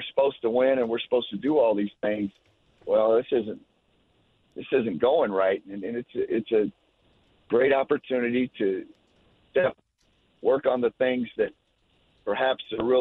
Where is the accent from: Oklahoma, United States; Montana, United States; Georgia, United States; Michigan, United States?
Michigan, United States; Clarkston; moved away; I was in the suburbs, the greater Detroit area